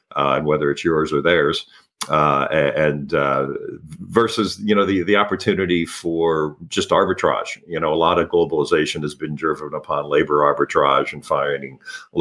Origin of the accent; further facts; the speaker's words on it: Philadelphia, Pennsylvania, United States; moved away as an adult; also born or lived in Hong Kong / London / Tokyo / Middle East; now in Los Angeles, United States; I was born in Philadelphia, Pennsylvania, and grew up, kind of a middle-class existence in the suburbs of outside of Philadelphia